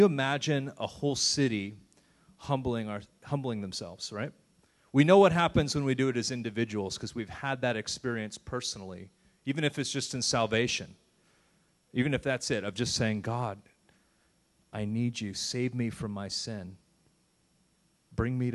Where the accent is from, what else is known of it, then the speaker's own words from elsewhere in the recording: United States; I love being an American